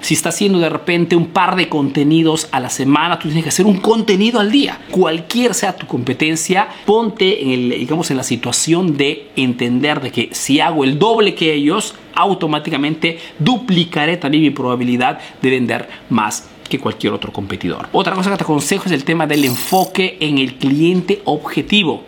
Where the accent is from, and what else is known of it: Peru; now in Italy